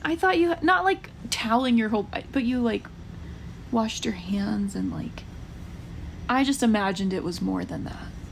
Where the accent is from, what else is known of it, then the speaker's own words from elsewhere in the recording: United States; now in Utah, United States; I grew up camping in Georgia and like Tennessee area